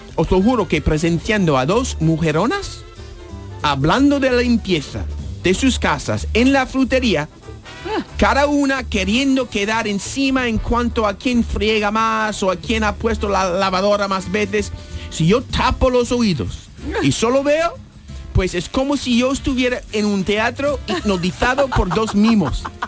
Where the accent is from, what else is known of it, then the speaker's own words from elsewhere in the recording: United States; now in Spain; mi país de nacimiento